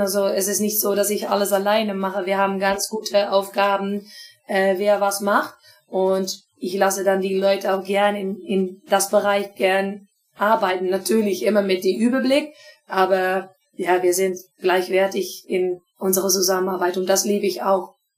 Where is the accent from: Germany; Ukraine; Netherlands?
Netherlands; Twente area, Overijssel; German is a second language; ich komme aus die Strecke